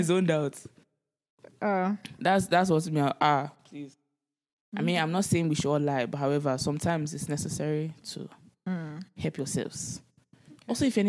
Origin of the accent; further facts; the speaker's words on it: Nigeria; my home country of Nigeria